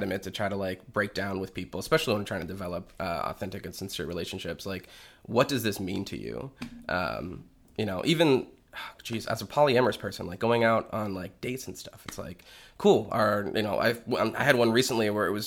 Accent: Manchester, New Hampshire, United States; I'm from New Hampshire

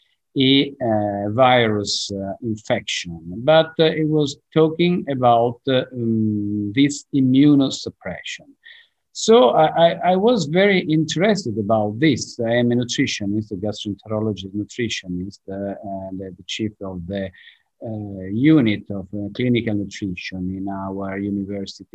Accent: Genoa, Liguria, Italy; English is a second language; I'm from Genova. Genova is in the north of Italy

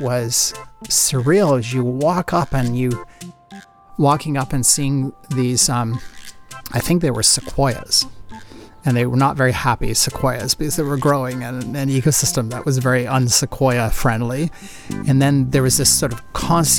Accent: Canada; being Canadian

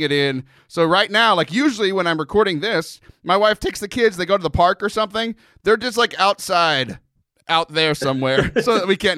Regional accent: Texas, United States; I'm from Texas. I grew up by the beach

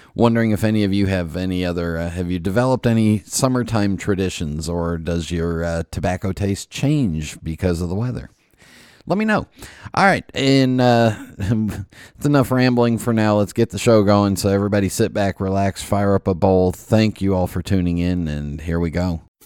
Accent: West Coast, United States; moved away; growing up on the West Coast

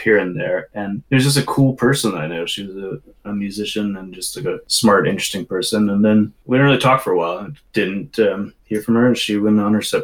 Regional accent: the Northwest, Pacific Northwest, United States; moved away as an adult; also born or lived in Los Angeles / New York; I really missed a lot of what we grew up with here in the Northwest

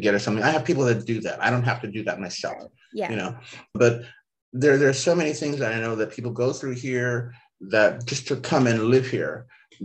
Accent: Akron, Ohio, United States; moved away as an adult; now in Paris, France; I was in my hometown of Akron, Ohio

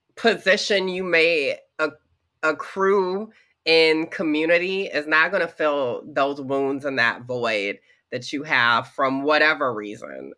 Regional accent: the South, Georgia, United States; growing up in the South in the 90s and early 2000s

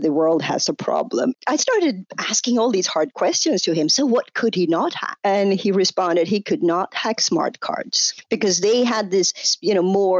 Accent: Sweden; now in United States; was born in US where I live today, but I grew up in Sweden. You can hear that on my accent.

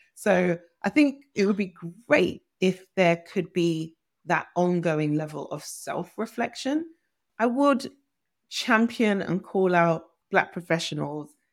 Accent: Nigeria; I'm Nigerian

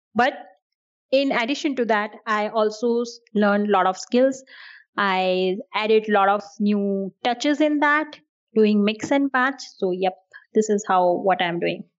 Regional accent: New Delhi, Delhi, India; first language Hindi; English is a second language; I'm from India and I'm from the capital of India, which is New Delhi.

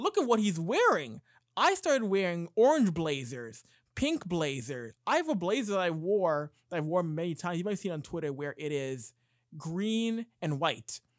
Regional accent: Canada; being a Canadian kid at sixteen years old

